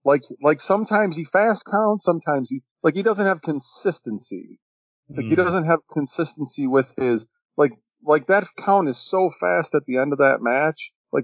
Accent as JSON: {"language": "English", "region": "Northeast", "country": "United States", "tie": "born or raised there", "said": "growing up in the Northeast"}